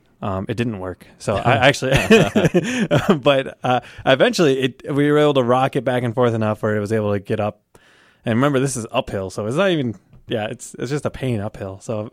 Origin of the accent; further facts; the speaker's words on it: United States; Like, I'm just American, you know.